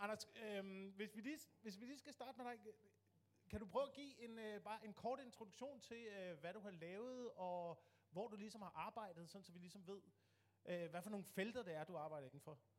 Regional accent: Denmark; vi som danskere

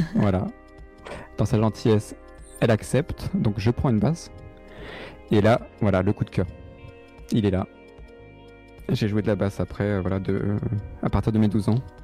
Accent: Alsatian countryside, Grand Est, France; moved away as an adult; also born or lived in Strasbourg; now in Paris, France; là d'où je viens. Donc c'est dans la campagne alsacienne, tu vois, euh, les petits villages et tout ça

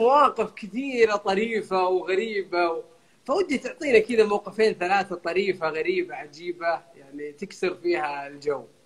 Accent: Saudi Arabia; عندنا بالسعودية

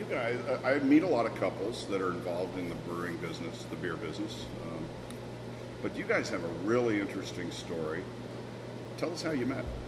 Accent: Hannibal, Missouri, United States; now in Natchez, United States; I'm from Hannibal, Missouri, originally

